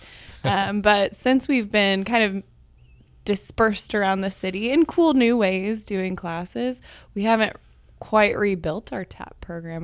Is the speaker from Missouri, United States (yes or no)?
yes; Kansas City, Missouri, United States; I grew up with City in Motion and came here every Saturday on Main Street to take classes, um, since I was six